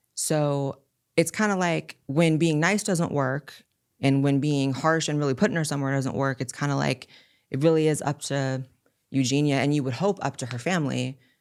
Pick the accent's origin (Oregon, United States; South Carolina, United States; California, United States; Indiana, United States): California, United States; I was born and raised in California, which is very, very liberal